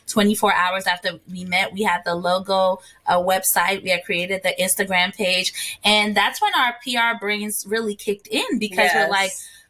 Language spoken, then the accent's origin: English; Ghana; moved away; also born or lived in New Jersey, United States / Washington, D.C., United States; I was born and raised in Ghana. And when I moved to the States, I became a Jersey girl.